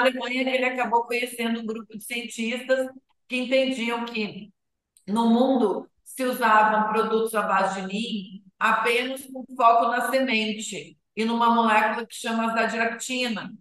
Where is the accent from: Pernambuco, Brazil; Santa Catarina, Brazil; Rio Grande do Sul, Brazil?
Rio Grande do Sul, Brazil; Passo Fundo; moved away; also born or lived in Europe / United States; eu sou natural de Passo Fundo, Rio Grande do Sul